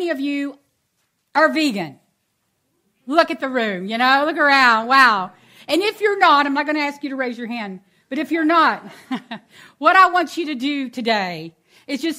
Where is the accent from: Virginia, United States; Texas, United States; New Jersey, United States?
Texas, United States; Houston; also born or lived in Angleton, Texas; I'm born and raised in Texas